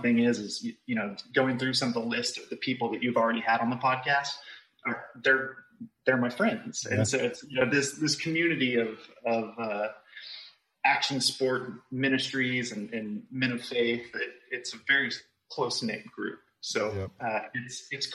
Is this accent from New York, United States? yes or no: no; Dallas, Texas, United States; I grew up in Dallas, Texas, and I have spent most of my life here. I'm still in Dallas, Texas, and just a Texan born and raised